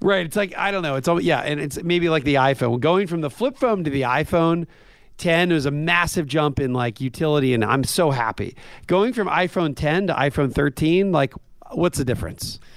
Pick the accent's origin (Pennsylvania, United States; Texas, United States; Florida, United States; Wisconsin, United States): Pennsylvania, United States; Coatesville; I grew up in a weird place where I was, uh, two miles away from a steel mill in Coatesville, Pennsylvania.